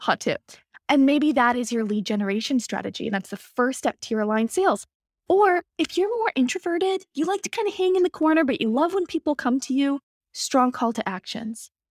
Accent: Boston, Massachusetts, United States; I'm from Boston

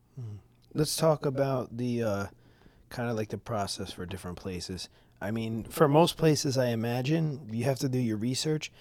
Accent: New York City, New York, United States; born or raised there; moved away as an adult; now in Florida, United States

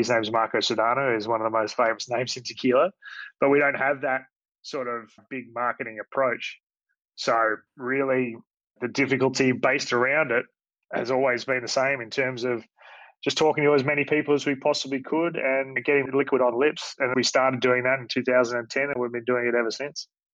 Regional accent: Australia; who I grew up with here in Australia

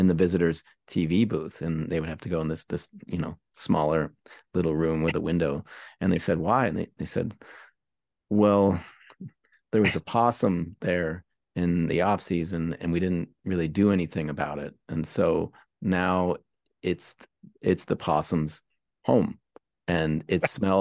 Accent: Pittsburgh, Pennsylvania, United States; moved away; also born or lived in San Francisco; I'm from Pittsburgh

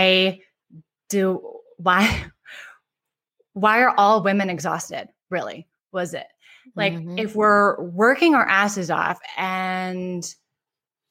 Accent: Ann Arbor, Michigan, United States; moved away as an adult; also born or lived in East Coast / Silicon Valley / New York; I grew up in Ann Arbor, Michigan

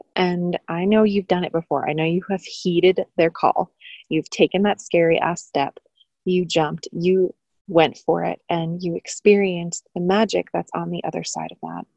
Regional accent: New York, United States; being a New Yorker.

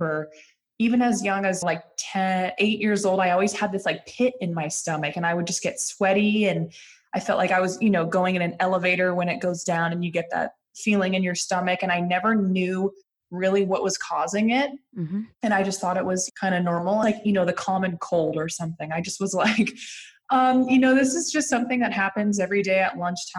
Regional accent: Lafayette, California, United States; I grew up outside of San Francisco in a little suburban town called Lafayette.

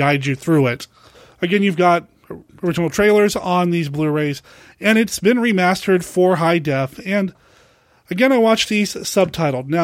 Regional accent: Portland, Oregon, United States; It's here in Portland, Oregon. I'm pretty lucky it's happening in my hometown

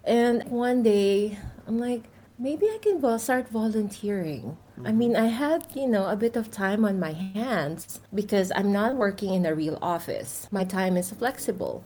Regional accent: Philippines; moved away; I'm originally from the Philippines

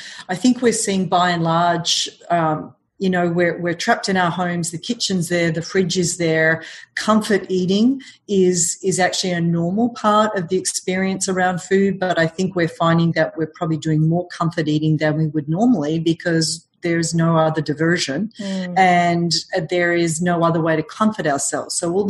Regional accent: Melbourne, Victoria, Australia; now in New York, United States; Originally from Australia.

